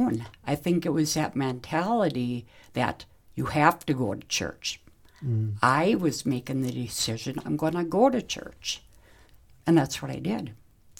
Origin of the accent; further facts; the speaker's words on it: Reedsville, United States; also born or lived in Maple Grove; I grew up in a little place called Maple Grove. And then after that, we moved to Reedsville